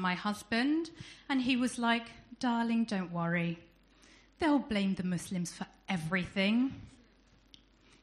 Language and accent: English; United Kingdom; accent: southern; as I'm sure some of you can tell by my accent, I'm not from around here, I'm from down south